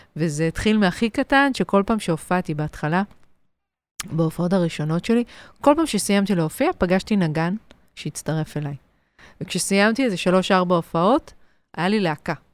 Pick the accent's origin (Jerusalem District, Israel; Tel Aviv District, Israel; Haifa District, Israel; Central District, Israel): Central District, Israel; Ramot HaShavim; גדלתי ברמות השבים, ליד הוד השרון, גם גדלתי בהוד השרון